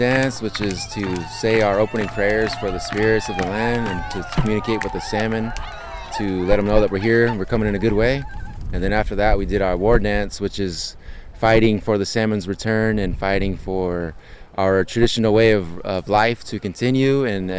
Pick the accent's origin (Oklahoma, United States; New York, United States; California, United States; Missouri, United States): California, United States; I'm from the Winnemem-Wintu tribe